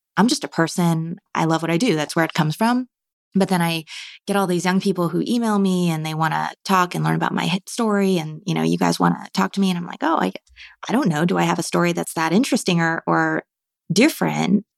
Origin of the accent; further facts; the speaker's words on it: Marin County, California, United States; I grew up in Marin County